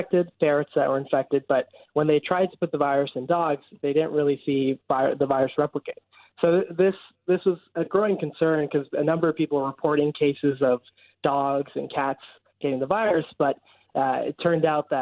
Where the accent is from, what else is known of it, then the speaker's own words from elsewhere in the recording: Brampton, Ontario, Canada; moved away as an adult; now in Halifax, Canada; I'm right from Brampton